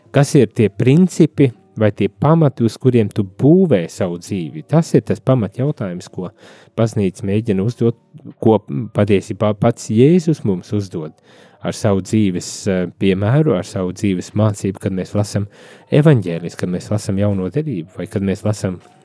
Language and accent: Latvian; Latvia